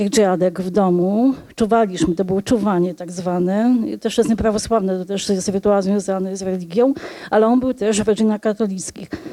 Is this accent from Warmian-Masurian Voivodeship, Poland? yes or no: no; Polish-Belarusian borderland, Podlaskie Voivodeship, Poland; now in Warsaw, Poland; Ja mieszkam od wielu lat w Warszawie, ale pochodzę z pogranicza